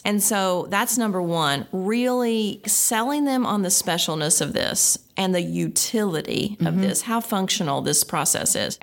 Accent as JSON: {"language": "English", "region": "Kentucky", "country": "United States", "said": "I'm from Kentucky"}